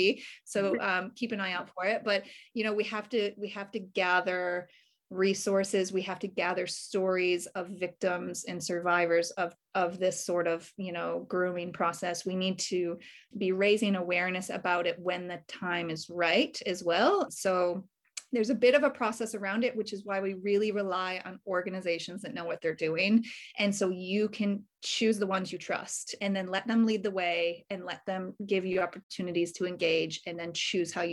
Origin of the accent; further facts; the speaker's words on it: United States; now in Australia; I'm obviously originally from America. I've been in Australia for many years now